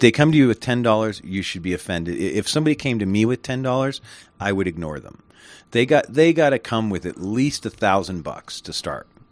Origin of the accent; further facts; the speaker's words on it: United States; I'm an American